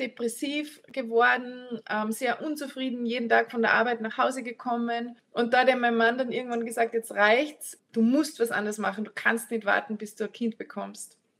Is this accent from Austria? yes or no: yes; Annaberg im Lammertal, Salzburg, Austria; now in Altenmarkt, Austria; Also ich komme ursprünglich aus den Bergen Salzburgs, aus Annaberg im Lammertal, bin jetzt verheiratet in Altenmarkt